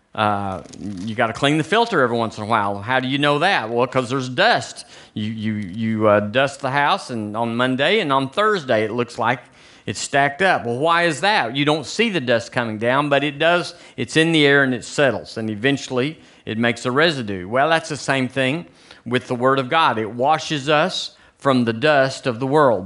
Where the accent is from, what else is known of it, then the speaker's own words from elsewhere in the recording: United States; moved away as an adult; now in Tuscaloosa, United States; I'm an American